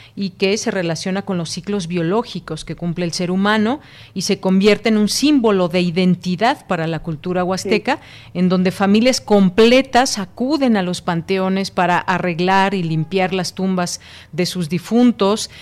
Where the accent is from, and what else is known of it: Mexico